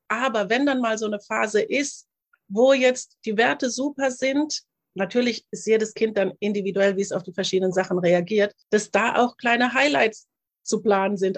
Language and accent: German; Germany; ich bin hier in Deutschland aufgewachsen